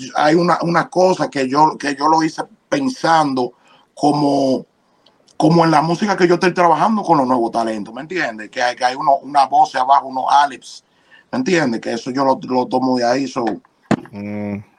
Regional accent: Dominican Republic; yo nací, crecí en República Dominicana

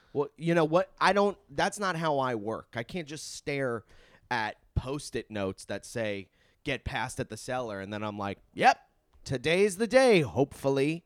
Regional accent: Long Island, New York, United States; born or raised there

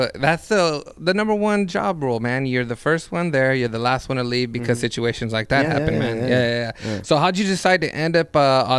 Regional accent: Reedley, California, United States; moved away as an adult; also born or lived in Fresno; now in Los Angeles, United States; we're from Reedley.

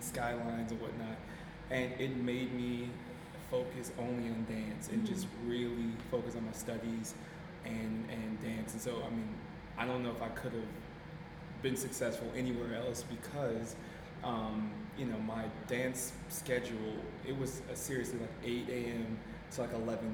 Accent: Plymouth, Minnesota, United States; also born or lived in St. Paul, Minnesota; Born in St. Paul, raised in Plymouth, which is a suburb of Minneapolis.

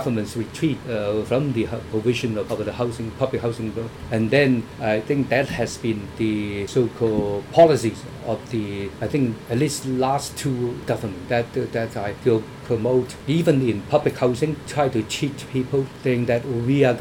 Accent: Hong Kong; for us, I think for Hong Kong people

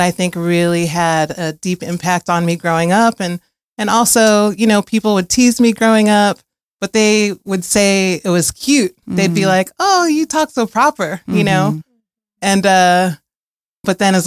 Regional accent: Chicago, Illinois, United States; moved away as an adult; now in Asheville, United States; I grew up in Chicago originally, but I've been in Asheville for longer than I've been anywhere, over 20 years

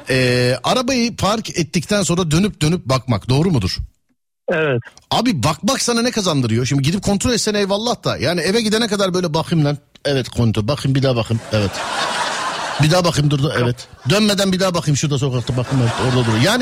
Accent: Istanbul, Turkey; Park edesim geldi vallahi bir İstanbullu olarak falan diye.

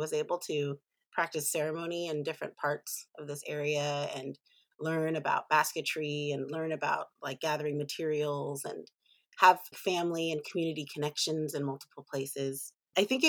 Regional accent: Humboldt County, Northern California, United States; I grew up in Northern California in Humboldt County, where my tribes are actually from.

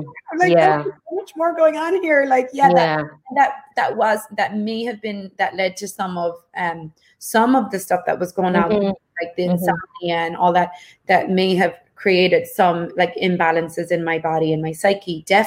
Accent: Ireland; I was growing up in Ireland

